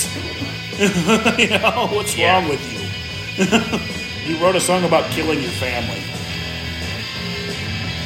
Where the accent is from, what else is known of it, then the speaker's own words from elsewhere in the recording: Ohio, United States; I grew up in Ohio